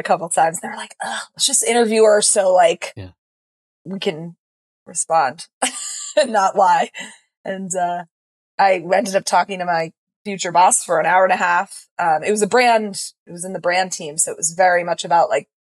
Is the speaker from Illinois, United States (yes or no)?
no; Hinesburg, Vermont, United States; also born or lived in Boston; I grew up literally here in Hinesburg, Vermont